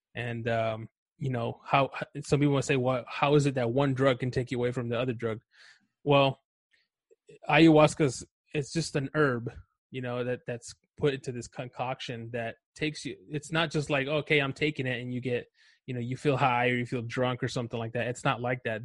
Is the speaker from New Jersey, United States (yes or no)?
no; Los Angeles, California, United States; also born or lived in Chihuahua, Mexico; I grew up in Los Angeles, um, East